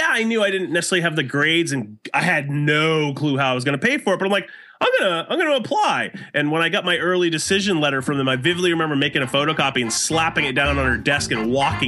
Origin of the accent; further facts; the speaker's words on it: West Lebanon, New Hampshire, United States; Well, I grew up in West Lebanon, New Hampshire, which is a really small town right on the Vermont border.